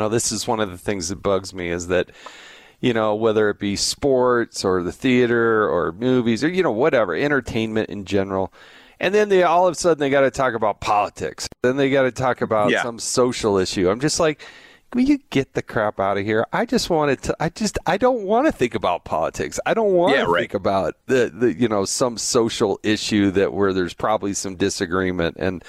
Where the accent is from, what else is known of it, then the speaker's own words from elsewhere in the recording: United States; also born or lived in Arizona / California; I grew up in Arizona, California.